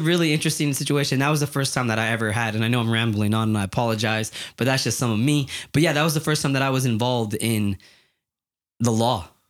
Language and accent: English; Yakima, Washington, United States; I'm from Yakima, Washington, and it's pretty hood. It's a, it's a hard place to grow up